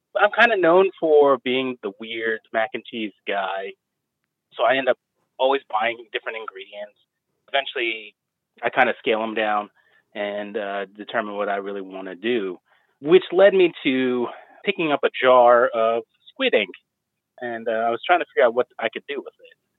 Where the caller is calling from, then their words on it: Charleston, West Virginia, United States; I'm calling from Charleston, West Virginia.